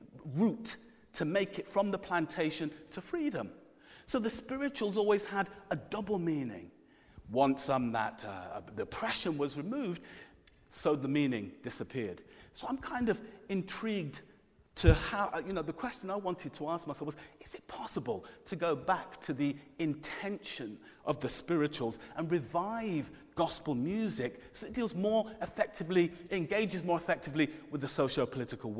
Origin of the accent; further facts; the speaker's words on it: Coventry, West Midlands, United Kingdom; I'm from Coventry